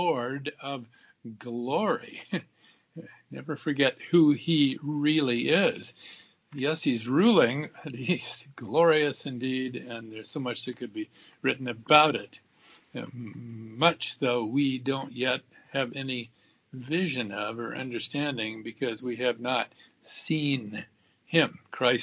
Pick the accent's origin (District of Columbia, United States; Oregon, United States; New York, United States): Oregon, United States; Southern; I grew up in Southern Oregon